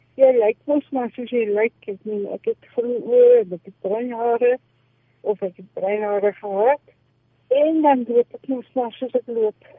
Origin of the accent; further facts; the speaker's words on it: farm between Bethlehem and Lindley, Eastern Free State, South Africa; ek is gebore in die Oos-Vrystaat op 'n kragplaas so halfpad tussen Bethlehem